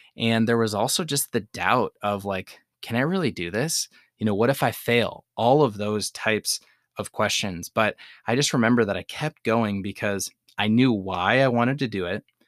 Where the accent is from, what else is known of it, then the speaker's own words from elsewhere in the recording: Madison, Wisconsin, United States; my hometown of Madison, Wisconsin